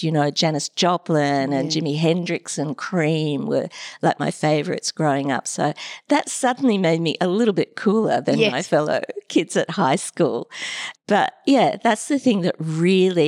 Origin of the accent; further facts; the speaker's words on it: Brisbane, Queensland, Australia; moved away as an adult; also born or lived in Cairns, Queensland / Sydney; I grew up pretty much in Brisbane